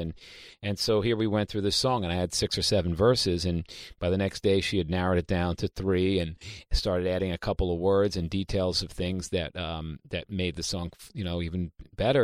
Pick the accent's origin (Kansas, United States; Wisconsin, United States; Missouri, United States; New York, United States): New York, United States; New York City; I'm from Queens, New York.